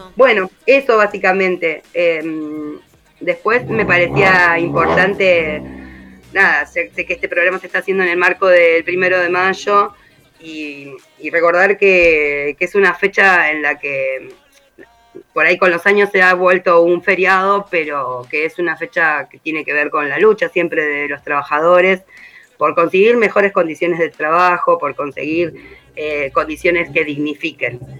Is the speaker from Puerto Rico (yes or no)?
no; Rosario, Santa Fe, Argentina; moved away as an adult; now in Merlo, Argentina; yo no soy oriunda de acá, soy de Rosario